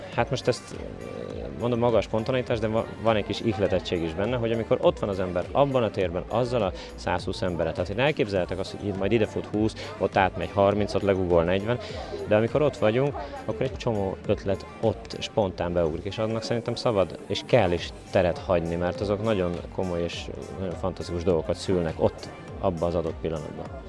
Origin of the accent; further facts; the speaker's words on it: Dunaföldvár, Tolna, Hungary; Dóna Feldvári, lakós